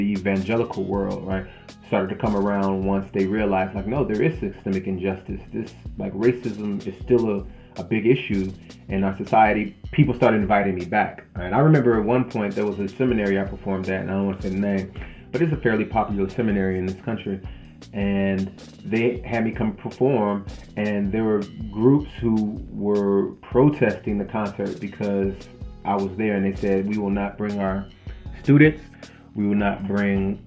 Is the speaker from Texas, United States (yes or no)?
no; Southern California, United States; I grew up in Southern California, in kind of like gang culture